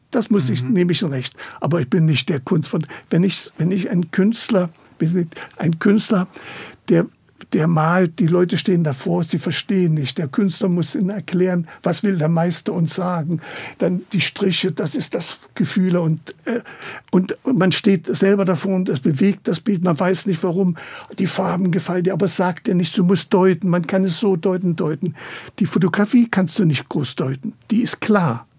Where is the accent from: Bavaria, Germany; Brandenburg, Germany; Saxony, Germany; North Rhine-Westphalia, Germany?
Saxony, Germany; Chemnitz; also born or lived in Italy; now in Berlin, Germany; ich bin in Chemnitz geboren